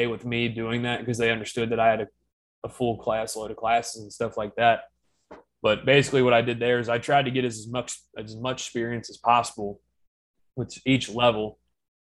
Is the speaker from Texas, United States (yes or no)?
no; Cincinnati, Northern Kentucky, United States; I'm from Northern Kentucky, Cincinnati